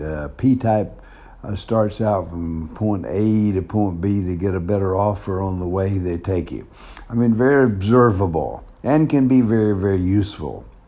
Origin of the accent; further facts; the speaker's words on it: the South, United States; accent: southern; moved away; also born or lived in Denver; my southern accent